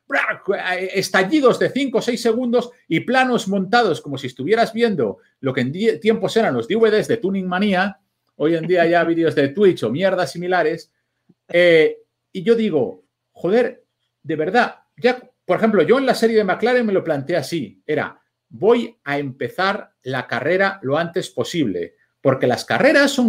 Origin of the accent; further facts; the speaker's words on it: Vigo, Galicia, Spain; Pues yo ya digo, oye, mira, si es relevante para lo que yo cuente que yo sea de Vigo, ya lo meteré cuando, cuando toque.